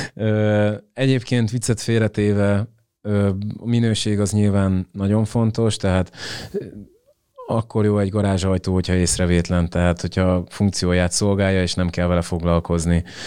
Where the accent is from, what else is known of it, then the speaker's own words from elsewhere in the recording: Hungary; moved away as an adult; also born or lived in England; kétezer-tizennyolc óta akkor költöztünk haza Angliából